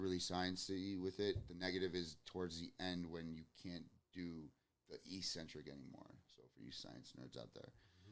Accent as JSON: {"language": "English", "town": "Miami", "region": "Florida", "country": "United States", "said": "I'm from Miami"}